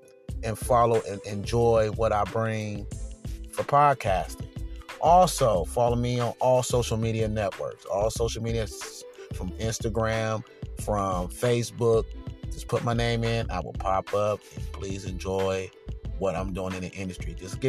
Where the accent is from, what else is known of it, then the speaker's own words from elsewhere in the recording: San Diego, California, United States; I'm from San Diego